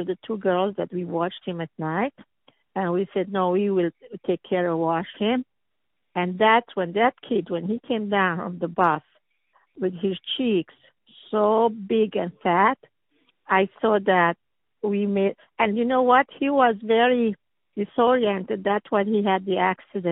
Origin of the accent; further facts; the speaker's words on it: Lebanon; English is a second language; moved away as an adult; also born or lived in Philadelphia; Social work in Lebanon